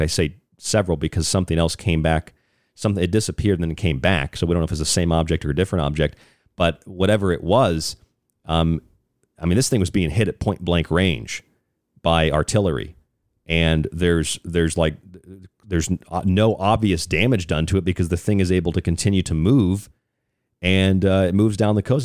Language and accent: English; Florida near Cape Canaveral, United States; moved away; I grew up down there in Florida near Cape Canaveral.